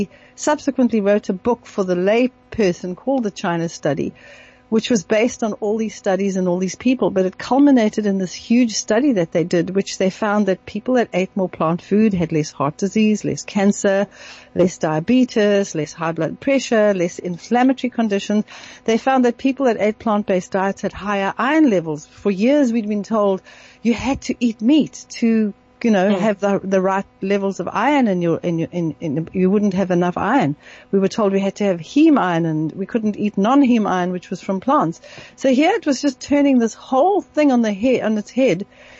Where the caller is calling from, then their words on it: South Africa; I'm phoning from South Africa.